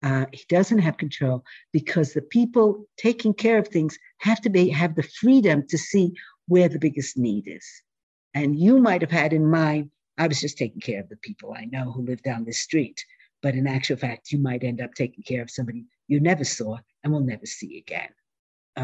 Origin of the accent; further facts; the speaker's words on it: New York City, New York, United States; I grew up in Manhattan